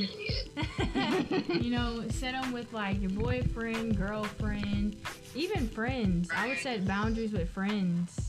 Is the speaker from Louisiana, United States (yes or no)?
yes; Baton Rouge, Louisiana, United States; I am from Baton Rouge, Louisiana. And I attend LSU